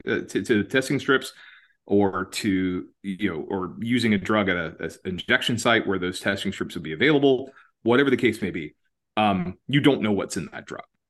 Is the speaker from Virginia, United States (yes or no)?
no; Georgia, United States; moved away; also born or lived in Atlanta / Washington, D.C.; My home state, Georgia, where I'm from originally